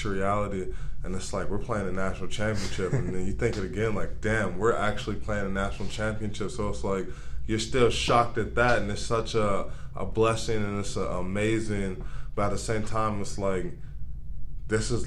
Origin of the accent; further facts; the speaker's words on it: Arizona, United States; moved away as an adult; also born or lived in Nebraska; now in Youngstown, United States; I'm a kid from the West Coast. I lived in Atlanta, Arizona my whole life